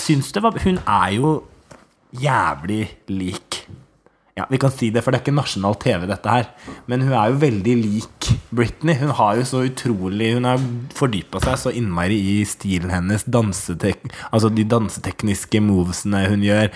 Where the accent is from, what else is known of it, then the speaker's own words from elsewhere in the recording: Hurum, Buskerud, Norway; now in Oslo, Norway; Jeg kommer fra Hurum, vokste opp på Klokkarstua